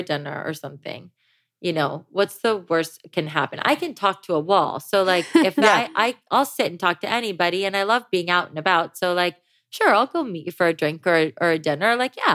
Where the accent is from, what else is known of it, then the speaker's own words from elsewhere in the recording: Ohio, United States; now in Los Angeles, United States; I grew up in Ohio